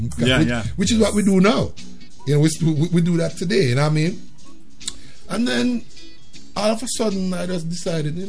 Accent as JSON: {"language": "English", "country": "Jamaica", "tie": "born or raised there", "moved": "as an adult", "lives_now": "United States", "said": "growing up in Jamaica"}